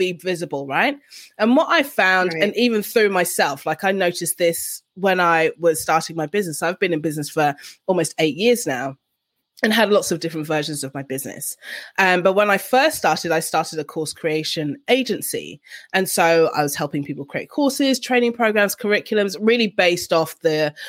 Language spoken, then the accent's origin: English; London, United Kingdom; moved away as an adult; now in Canberra, Australia; I'm originally from London and I live in Canberra, Australia.